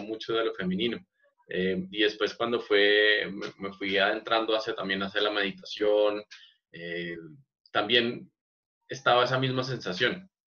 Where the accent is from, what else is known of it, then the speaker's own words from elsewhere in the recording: Bogotá, Colombia; siendo un, un bogotano